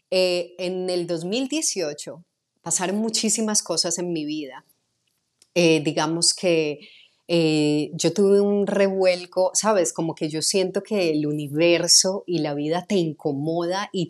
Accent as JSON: {"language": "Spanish", "town": "Medellín", "region": "Antioquia", "country": "Colombia", "accent": "Medellín", "said": "empecé a neutralizar mi acento de Medellín, que es bastante fuerte"}